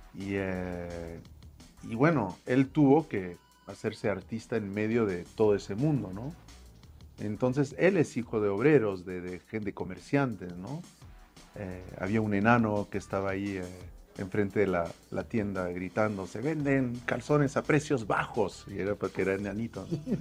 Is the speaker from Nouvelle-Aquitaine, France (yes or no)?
no; Paris, Île-de-France, France; moved away as an adult; now in Mexico; nací yo en París